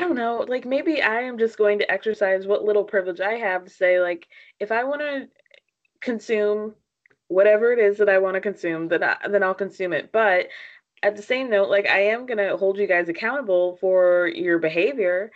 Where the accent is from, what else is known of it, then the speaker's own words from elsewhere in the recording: New York City, New York, United States; as a New Yorker